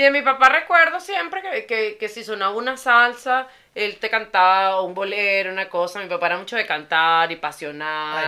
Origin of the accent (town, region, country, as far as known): Venezuela; born or raised there; moved away